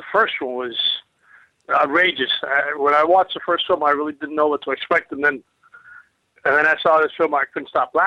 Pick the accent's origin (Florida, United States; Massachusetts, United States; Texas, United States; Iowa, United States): Florida, United States; Miami; now in Los Angeles, United States; I'm born and raised in Miami